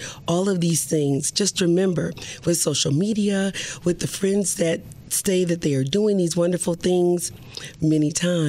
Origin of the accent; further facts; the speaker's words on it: Milwaukee, Wisconsin, United States; I grew up in Milwaukee, yeah. Wisconsin.